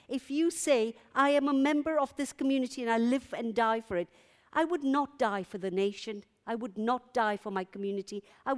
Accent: London, United Kingdom; If the happiest identification I have about myself is I'm a Londoner, and I feel happy with that, because London belongs to no one and no one can claim you in that way.

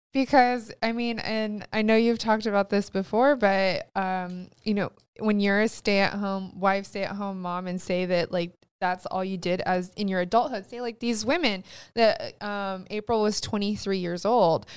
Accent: California, United States; we're from California

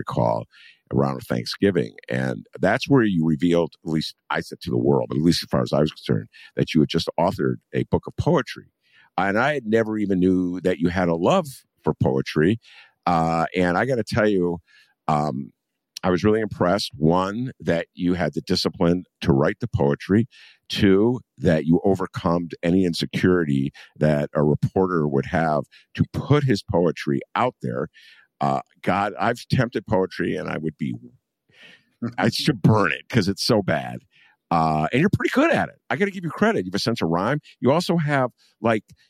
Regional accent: Evanston, Illinois, United States; I grew up in Evanston

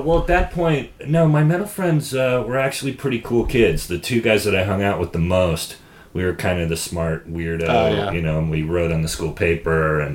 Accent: Sonoma, California, United States; born or raised there

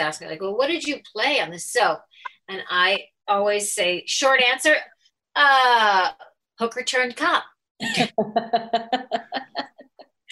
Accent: Chicago, Illinois, United States; accent: Chicago; moved away as an adult; also born or lived in New York; I was straight from Chicago

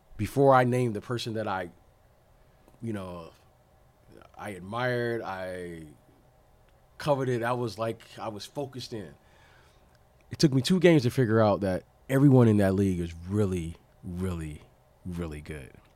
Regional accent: Detroit, Michigan, United States; I grew up in Detroit

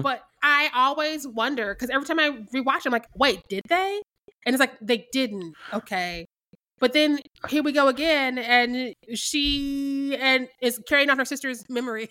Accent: Missouri, United States; I'm from Missouri

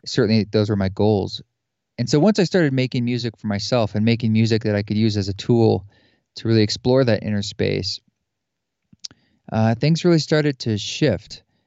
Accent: outside Portland and Salem, Oregon, United States; moved away; also born or lived in New York City; I grew up in the Pacific Northwest, outside Portland and Salem, Oregon

